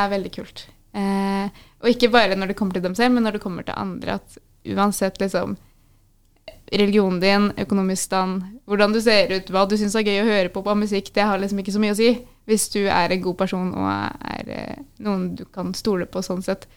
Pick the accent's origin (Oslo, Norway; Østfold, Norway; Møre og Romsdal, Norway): Østfold, Norway; Moss; moved away as an adult; now in Stavanger, Norway; så er jeg egentlig fra Moss i Østfold